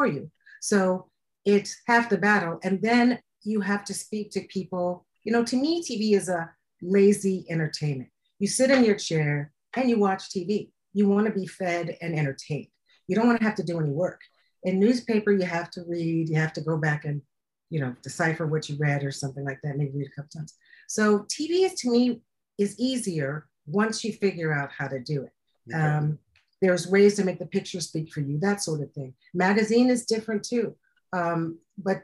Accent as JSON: {"language": "English", "town": "Cleveland", "region": "Ohio", "country": "United States", "also_born_or_lived": "New York / Columbus, Ohio / Chicago", "moved": "as an adult", "said": "I'm from Cleveland originally"}